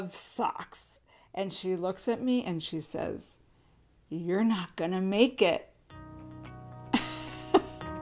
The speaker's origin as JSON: {"language": "English", "town": "San Diego", "region": "California", "country": "United States", "tie": "born or raised there", "also_born_or_lived": "upstate New York", "moved": "as an adult", "said": "I grew up in San Diego my whole life, born and raised"}